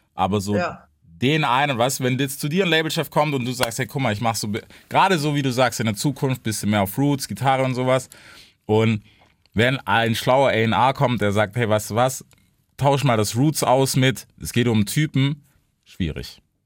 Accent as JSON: {"language": "German", "town": "Memphis", "region": "Tennessee", "country": "United States", "second_language": "German", "moved": "yes", "said": "Ich bin aus Memphis"}